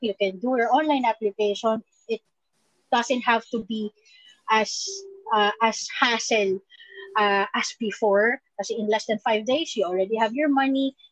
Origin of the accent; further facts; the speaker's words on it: Philippines; being a Filipino